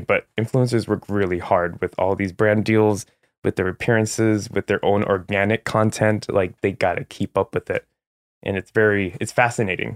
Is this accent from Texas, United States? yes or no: no; San Jose, California, United States; also born or lived in San Francisco / Los Angeles; I'm from San Jose, California